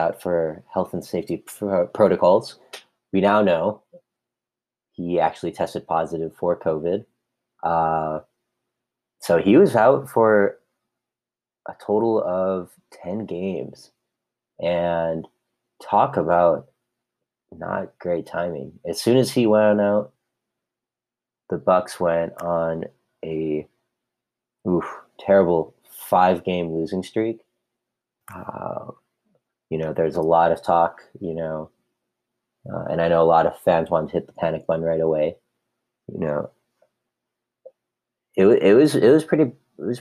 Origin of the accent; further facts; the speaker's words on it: Milwaukee, Wisconsin, United States; moved away as an adult; now in Los Angeles, United States; I was born and raised in Milwaukee, lived there all my life until I moved to Los Angeles, where I'm currently residing.